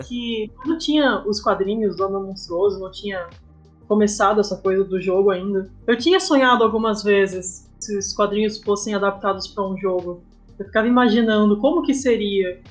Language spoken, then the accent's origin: Portuguese; São Paulo, Brazil; moved away as an adult; also born or lived in Passo Fundo, Rio Grande do Sul, Brazil; now in Canela, Brazil; eu nasci em Passo Fundo, mas eu cresci em São Paulo